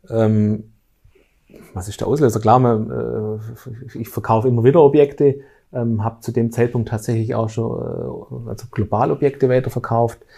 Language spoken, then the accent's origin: German; Lake Constance, Germany; ich komme ja aus der Bodenseeregion, das ist bei uns alles etwas ländlich